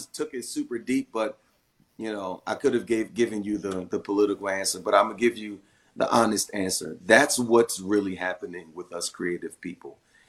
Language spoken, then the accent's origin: English; Philadelphia, Pennsylvania, United States; I'm from Philly and how, you know, there's certain reasons why I made a decision to move away.